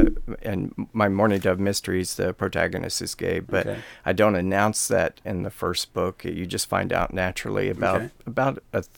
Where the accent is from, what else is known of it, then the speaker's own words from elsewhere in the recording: Tennessee, United States; moved away as an adult; also born or lived in Los Angeles, California; now in Escondido, United States; I was a beta from Tennessee